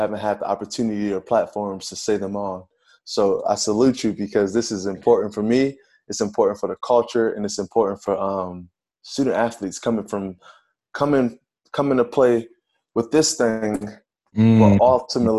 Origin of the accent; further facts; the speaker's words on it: Pontiac, Michigan, United States; also born or lived in Grand Blanc, Michigan / Detroit, Michigan; I was in Pontiac, born and raised in Pontiac